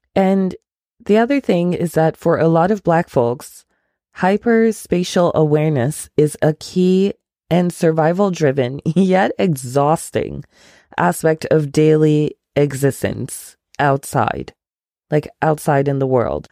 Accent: Ghana; moved away; I am from Ghana. My family is from Ghana.

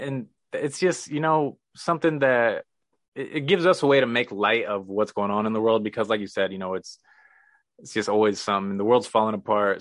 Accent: Missouri, United States; moved away as an adult; also born or lived in San Diego; I'm from Missouri

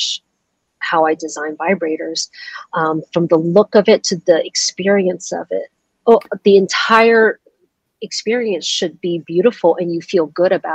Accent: Georgia, United States; also born or lived in Taiwan; I moved to the States when I was 6 years old, and we landed in a place in the States, the small suburb of Georgia

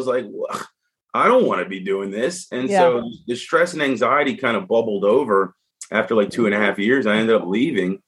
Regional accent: Delaware, United States; moved away; also born or lived in New York; I'm from Delaware

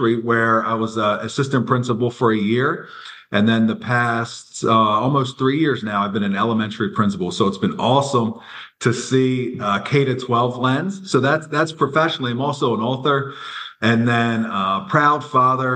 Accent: Lancaster, Pennsylvania, United States; I'm from Lancaster, Pennsylvania

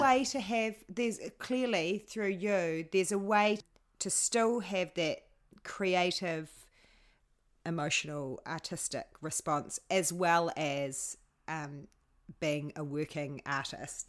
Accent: Hamilton, Waikato, New Zealand; now in Mount Maunganui, New Zealand; I'm from Hamilton, Hamilton

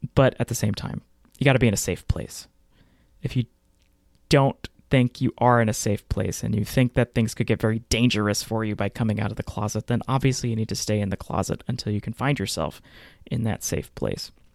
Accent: Texas, United States; I grew up in Texas in the nineties and early two thousands

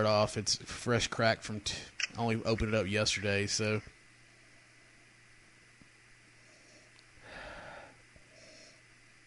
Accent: Kentucky, United States; I'm from Kentucky

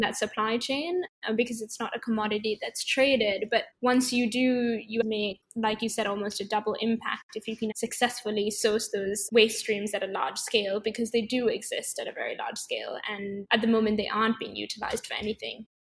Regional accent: Sri Lanka; moved away; also born or lived in California / London; I grew up in Sri Lanka and then I went to study in California

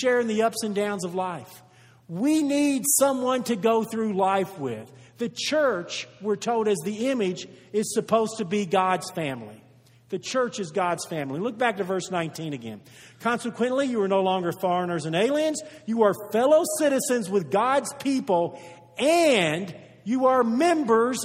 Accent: United States; We are from the United States of America

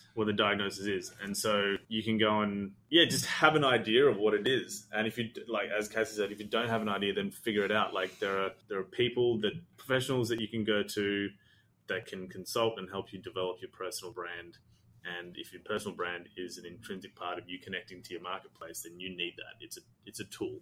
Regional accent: Australia; also born or lived in Sri Lanka; I'm Sri Lankan. I was born in Sri Lanka. We moved to Australia when I was six

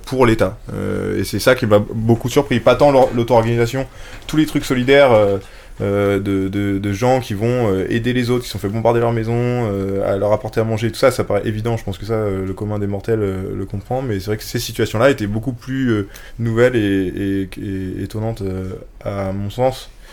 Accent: France; en tant que bon français qui est habitué aux institutions super fortes

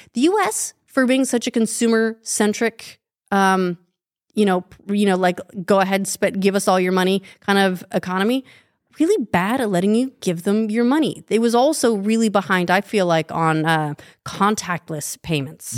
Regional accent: Wasatch Fault, Utah, United States; I grew up on the Wasatch Fault

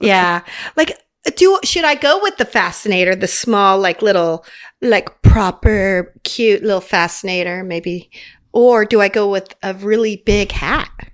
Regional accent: Las Vegas, Nevada, United States; moved away as an adult; also born or lived in Cottonwood, Arizona / Phoenix, Arizona; I grew up in Las Vegas. I was born in Arizona, Cottonwood, a small town, right? And I grew up in Las Vegas.

